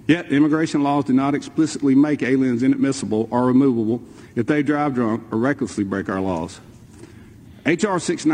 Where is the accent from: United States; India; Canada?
United States; Enterprise, Alabama; There was a newlywed couple from my hometown of Enterprise, Alabama